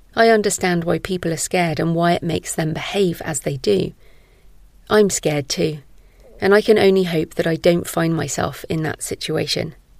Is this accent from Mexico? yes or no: no; Bristol, South West England, United Kingdom; moved away as an adult; also born or lived in Somerset / Malawi / Israel / Oxford; now in Bath, United Kingdom; I was born in Somerset, where I now live, and spent most of my school life in Bristol, the city closest to where I live now